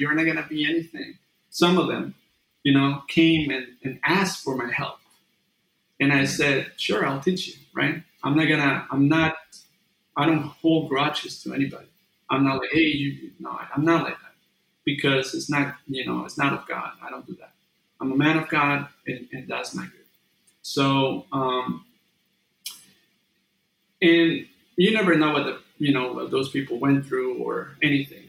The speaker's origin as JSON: {"language": "English", "country": "Mexico", "tie": "born or raised there", "moved": "as an adult", "lives_now": "California, United States", "said": "when I was back in Mexico"}